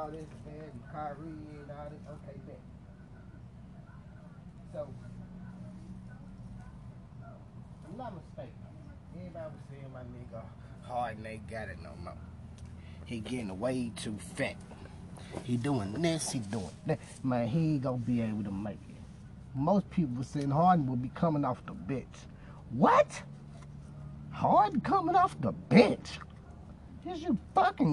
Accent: Memphis, Tennessee, United States; Let me take it back to my hometown, man. I want to go back to Memphis for a minute.

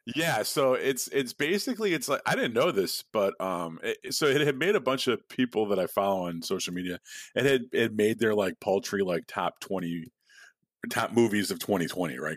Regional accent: Midwest, United States; now in Chicago, United States; I was born in the Midwest

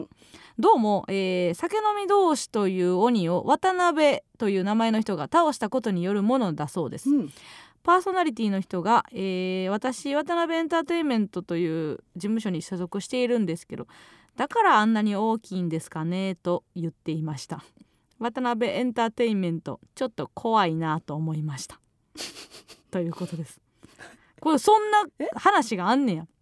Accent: Kansai, Osaka, Japan; born or raised there

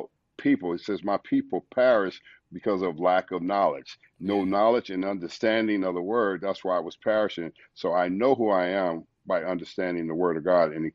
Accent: Los Angeles, California, United States; moved away as an adult; now in St. Louis, United States; growing up in South Central LA in the ghetto and the hood

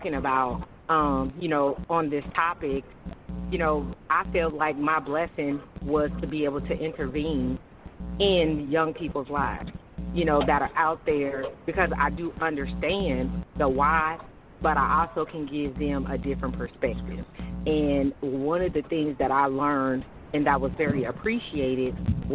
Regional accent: Oakland, California, United States; also born or lived in St. Louis, Missouri; now in Atlanta, United States; I'm originally from Oakland, California

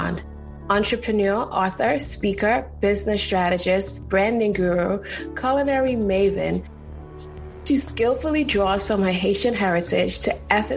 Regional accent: Trinidad & Tobago; I'm from Trinidad

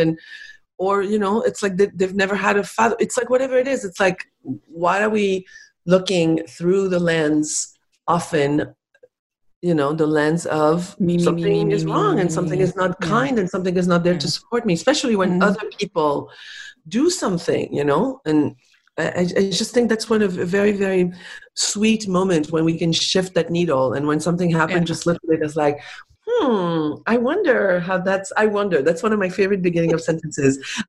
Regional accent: France; English is a second language; also born or lived in Spain; I was raised in Spain. And so I speak really good Spanish and I was raised in France, obviously. And so my French is really good. And so my French is really good, better than my English.

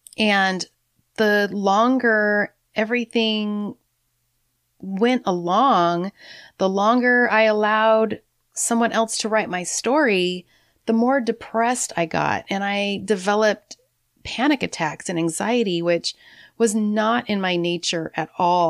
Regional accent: San Francisco, California, United States; I was born on March twenty-second, nineteen sixty-eight in San Francisco

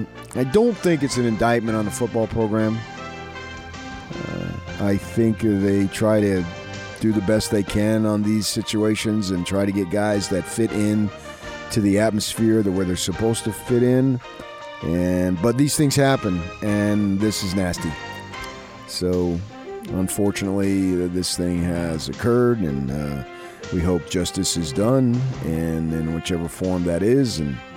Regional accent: New Jersey, United States; moved away; Princeton University in my home state of New Jersey

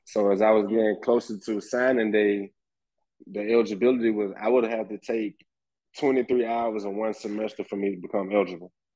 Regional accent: Birmingham, Alabama, United States; growing up in Birmingham playing football

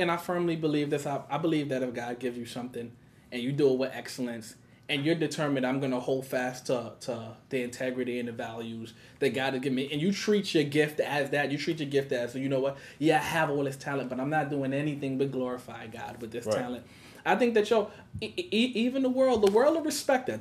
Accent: New York City, New York, United States; I grew up in Brownsville. I've been in Brooklyn all of my life

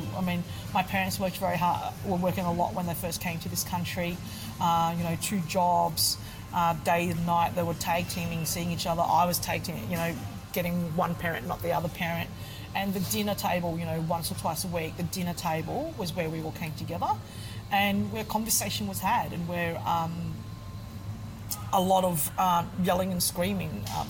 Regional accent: Queensland, Australia; So for me, and especially being growing up in Queensland, we had a lot of barbecues and things like that.

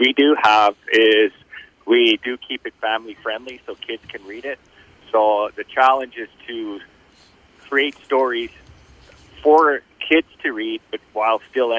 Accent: Thunder Bay, Ontario, Canada; I was born and raised in Thunder Bay.

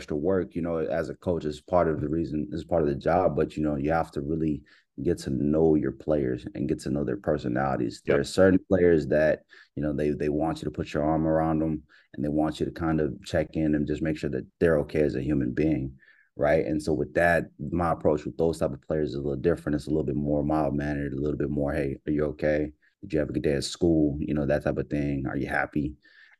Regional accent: Pearland, Texas, United States; grew up in Pearland, Silver Lake, Shadow Creek area.

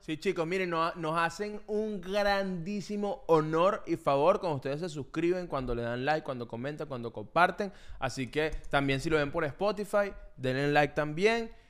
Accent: Valles del Tuy, Miranda, Venezuela; now in United States; Yo vengo a los Valles del Tuy

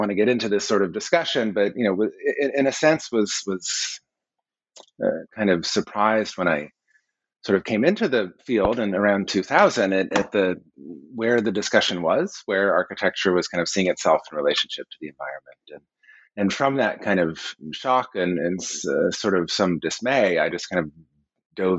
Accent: Colorado, United States; growing up in Colorado in the 1970s and 80s, there were solar houses everywhere

